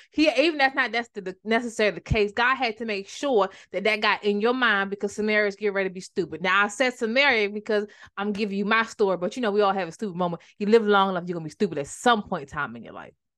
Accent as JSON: {"language": "English", "region": "Maryland", "country": "United States", "tie": "born or raised there", "said": "my hometown is like a, kinda like a big deal now, but that time it was a small town, so I didn't call up that small town itis and just wanna go, and I'm from Maryland"}